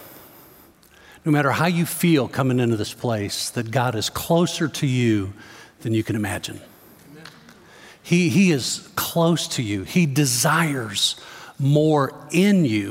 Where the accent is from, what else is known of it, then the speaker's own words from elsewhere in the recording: Chicago, Illinois, United States; Growing up in the Chicago area, I remember driving along the Dan Ryan Expressway into downtown Chicago